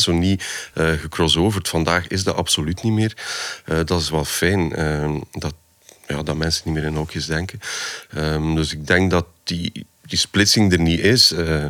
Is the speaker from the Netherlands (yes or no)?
no; Poperinge, Flanders, Belgium; Ik ben van de Westhoek